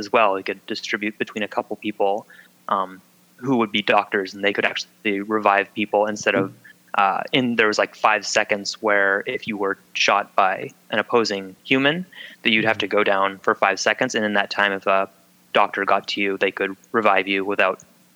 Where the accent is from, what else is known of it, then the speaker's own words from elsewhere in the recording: Pacific Northwest, United States; we're all from the Pacific Northwest